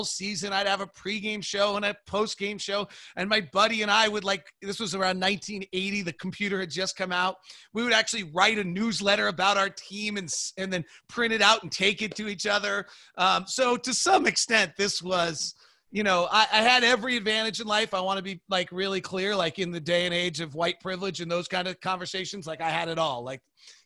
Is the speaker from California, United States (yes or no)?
yes; California, United States; now in Utah, United States; I grew up in California